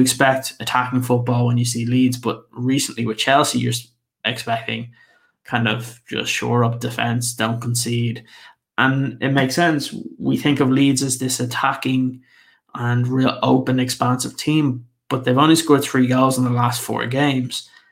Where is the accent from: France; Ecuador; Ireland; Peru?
Ireland; I'm Irish